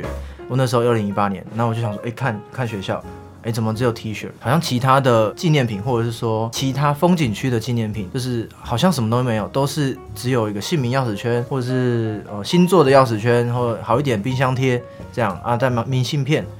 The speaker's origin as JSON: {"language": "Chinese", "region": "Keelung", "country": "Taiwan", "said": "哎，基友不是不是那个啊，我是基隆人，哎，基隆人。"}